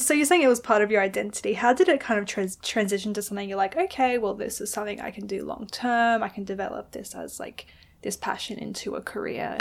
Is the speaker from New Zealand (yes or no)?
no; Adelaide, South Australia, Australia; also born or lived in England; I'm just from Adelaide